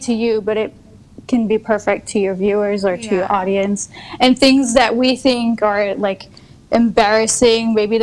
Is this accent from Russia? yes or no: no; Luxembourg; moved away as an adult; also born or lived in south of France; now in France; I live currently in south of France, mm-hmm. but I was born in Luxembourg, which is a tiny country in Europe. Mm-hmm. We're like 500,000 people